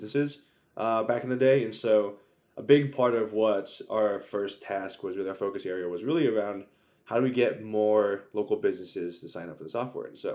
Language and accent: English; Maryland, United States; moved away as an adult; also born or lived in Virginia; now in New York, United States; I'm from Maryland